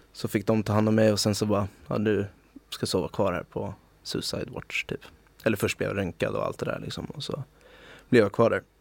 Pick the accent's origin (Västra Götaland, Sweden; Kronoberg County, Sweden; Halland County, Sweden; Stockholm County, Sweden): Stockholm County, Sweden; Stockholm; moved away as an adult; also born or lived in Oslo, Norway / Magaluf, Mallorca, Spain; som jag är född och uppvuxen i, Stockholm